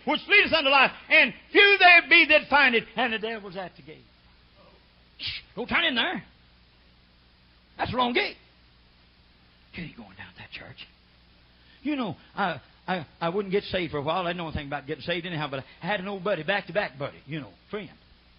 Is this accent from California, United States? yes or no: no; Oklahoma, United States; I come from Oklahoma.